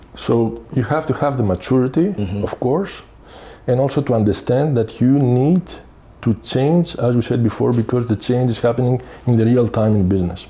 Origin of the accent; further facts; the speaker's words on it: Athens, Attica, Greece; moved away as an adult; also born or lived in Bulgaria / Sweden; now in Belgium; I'm coming from Greece. I'm mm-hmm. Greek, mm-hmm. from Athens. Mm-hmm. Have uh, spent the majority of my time there, meaning I have studied, grew up there